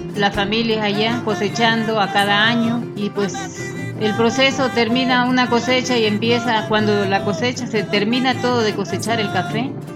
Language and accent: Spanish; Chiapas, Mexico; moved away; cada familia tiene un pedacito que le llamamos cafetal ahí en Chiapas